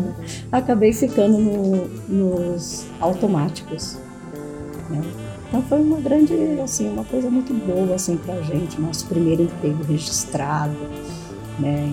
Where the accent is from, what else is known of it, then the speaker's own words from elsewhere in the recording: Adamantina, São Paulo, Brazil; moved away; also born or lived in Dracena / Panorama / Guarulhos; Eu nasci em Adamantina, né, estado de São Paulo, Morei em Dracena e Panorama foi a última cidade que nós moramos e viemos para Guarulhos.